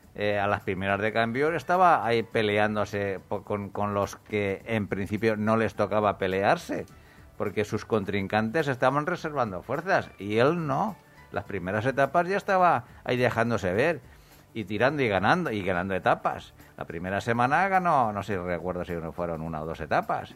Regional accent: a small town near Murcia, Region of Murcia, Spain; yo soy de un pueblecito muy cercano a Murcia

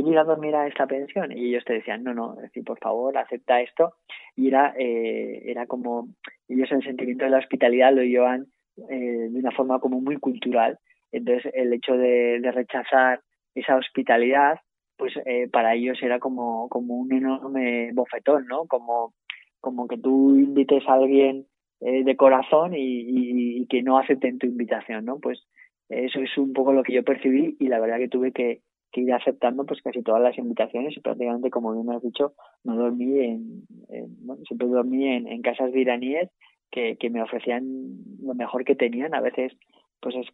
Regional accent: Spain; moved away; yo salí de España sin pasaporte.

